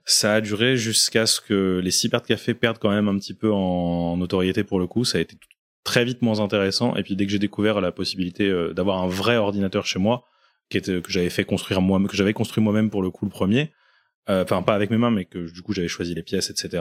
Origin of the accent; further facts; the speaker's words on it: Reims, Grand Est, France; moved away as an adult; now in Lyon, France; je viens de Reims. J'ai fait à peu près 12 ans là-bas, l'équivalent de toutes mes études supérieures.